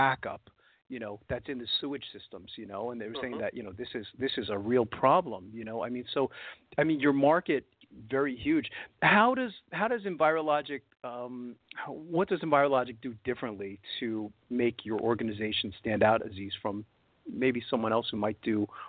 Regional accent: New York City, New York, United States; now in Easton, Pennsylvania, United States; I came from Brooklyn, New York

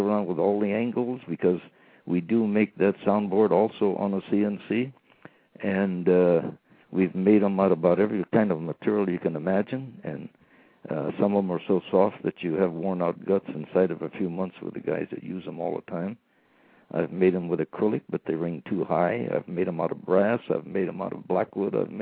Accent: Redwood City, California, United States; also born or lived in Paradise, California; I was born and raised in Redwood City, California, between San Jose and San Francisco.

